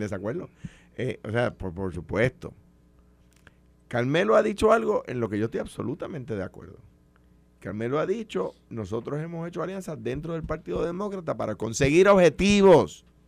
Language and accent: Spanish; Puerto Rico; Yo soy un puertorriqueño con ciudadanía americana. No soy un americano que nació en Puerto Rico